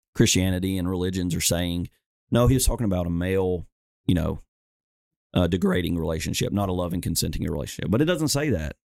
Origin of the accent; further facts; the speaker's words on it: Alabama, United States; I'm from Alabama